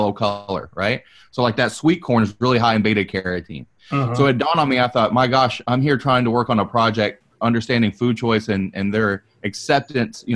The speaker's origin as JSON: {"language": "English", "region": "the South", "country": "United States", "said": "I'm from the South"}